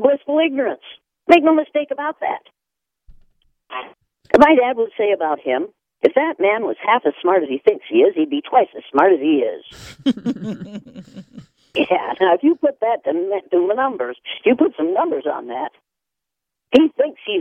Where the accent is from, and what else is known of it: Iowa, United States; born or raised there